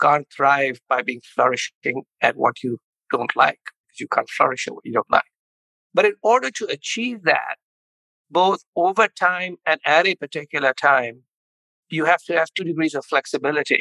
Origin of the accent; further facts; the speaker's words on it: India; moved away as an adult; also born or lived in Chicago, United States; now in United States; I grew up in India, came to the University of Chicago for an MBA